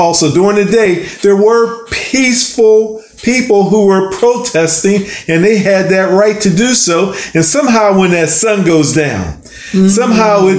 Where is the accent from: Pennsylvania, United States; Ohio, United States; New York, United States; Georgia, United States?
Pennsylvania, United States; Coal Valley; moved away as an adult; also born or lived in Pittsburgh, Pennsylvania; now in Tallahassee, United States; Myself and my family, we grew up in Coal Valley, Pennsylvania